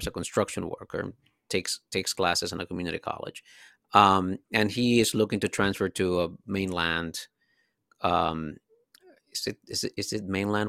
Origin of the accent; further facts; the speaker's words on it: Dominican Republic; moved away; I'm a immigrant from the Dominican Republic